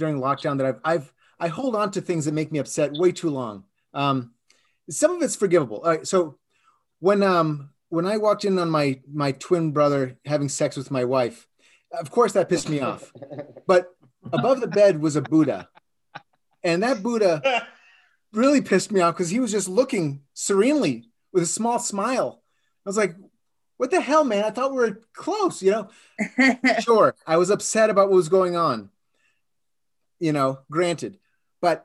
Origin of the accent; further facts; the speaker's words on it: Boston, Massachusetts, United States; moved away as an adult; also born or lived in San Diego, California; now in California, United States; I moved to California from Boston in the 90s